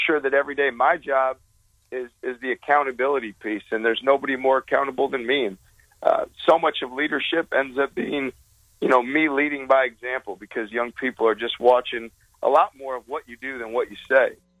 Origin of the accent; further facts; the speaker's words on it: Wisconsin, United States; now in Iowa, United States; I grew up in Wisconsin